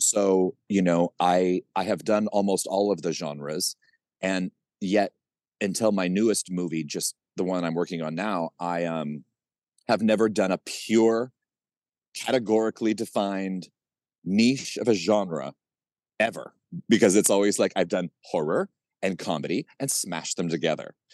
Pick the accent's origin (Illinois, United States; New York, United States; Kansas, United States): Kansas, United States; I grew up in Kansas